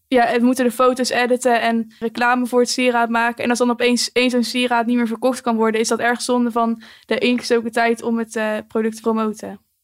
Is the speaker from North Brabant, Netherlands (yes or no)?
yes; Empel, North Brabant, Netherlands; bij ons in het dorp